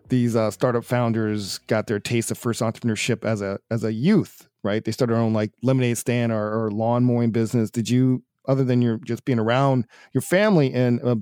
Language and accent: English; Atlanta, Georgia, United States; my hometown of Atlanta, Georgia